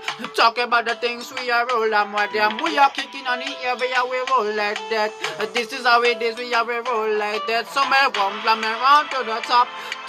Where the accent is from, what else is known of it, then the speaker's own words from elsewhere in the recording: Jamaica; Me I come from Jamaica, man.